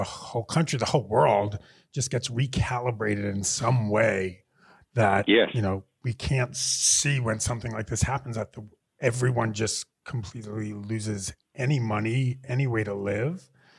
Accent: New York City, New York, United States; I'm from New York City

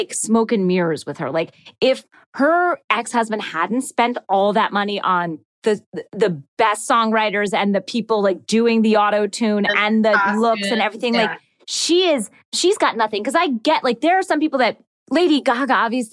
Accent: Georgia, United States; I'm from Georgia

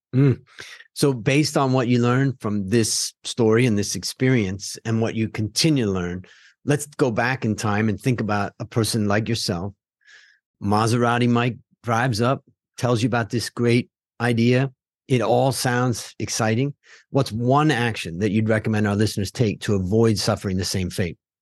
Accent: Hudson, Ohio, United States; we grew up outside of Cleveland, Ohio, in a little town called Hudson

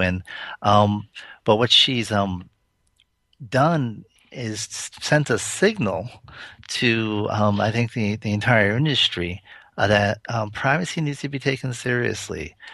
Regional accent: Providence, Rhode Island, United States; I grew up in Providence

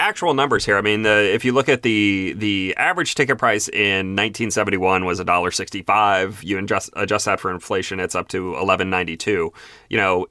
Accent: Virginia, United States; now in Dallas, United States; I live in Dallas. You know, tickets are a little more expensive here than where I grew up in Stafford County, Virginia.

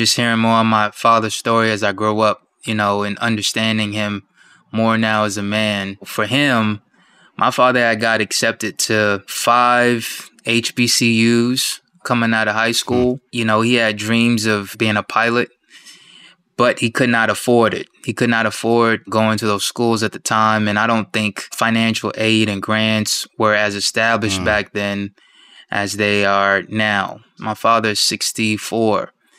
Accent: Wyandanch, New York, United States; also born or lived in Wichita, Kansas; But the stationary place, the home base, is New York, Wyandanche, Long Island. That's what I knew was home growing up.

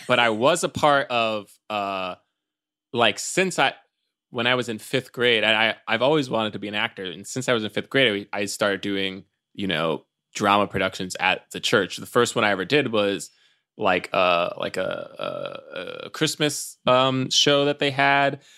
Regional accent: New York City, New York, United States; I grew up in Times Square Church, uh, in, in the heart of, uh, Times Square in New York City

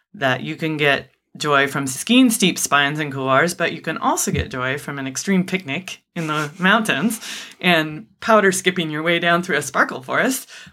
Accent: United States; as American adults

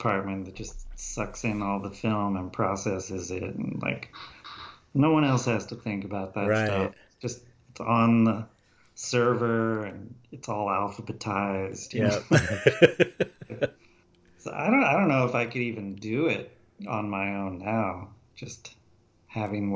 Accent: Spokane, Washington, United States; moved away as an adult; also born or lived in Antioch, California / Los Angeles / San Francisco / Portland; I grew up in Antioch till I was 10, and then moved to Spokane, Washington, and then just hung out there

